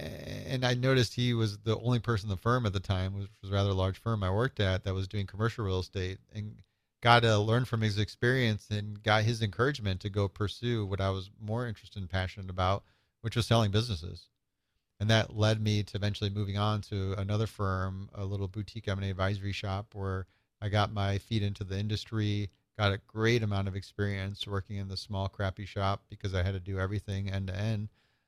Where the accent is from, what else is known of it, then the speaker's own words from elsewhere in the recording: Nebraska, United States; moved away as an adult; now in Chicago, United States; Yeah, I was born in Chicago, grew up in small town Nebraska, and had a nice experience of that small town life up until about 19, where I did some of my school in Nebraska and then ended up coming out to Chicago.